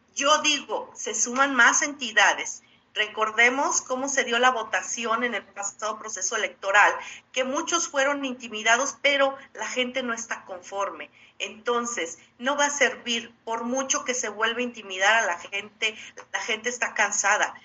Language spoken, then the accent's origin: Spanish; Guanajuato, Mexico; como guanajuatense